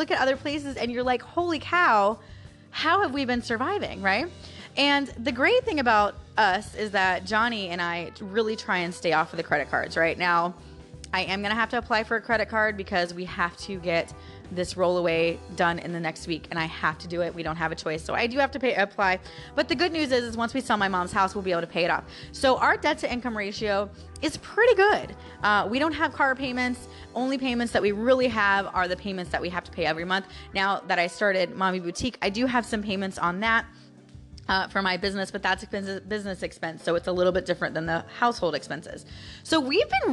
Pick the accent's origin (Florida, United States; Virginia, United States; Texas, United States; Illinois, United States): Florida, United States; St. Petersburg; I'm born and raised in Florida